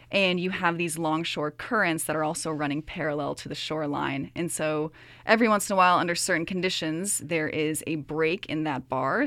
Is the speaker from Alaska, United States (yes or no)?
no; Virginia, United States; moved away as an adult; also born or lived in Toronto, Ontario, Canada; now in Kingston, Canada; when I was three, my whole family moved down to Virginia. So, Virginia is actually where I grew up